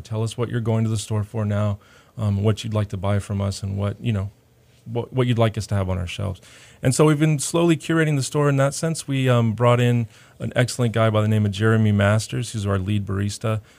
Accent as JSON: {"language": "English", "town": "Houston", "region": "Texas", "country": "United States", "tie": "born or raised there", "said": "I was actually, uh, born and raised on the East End, um, of Houston"}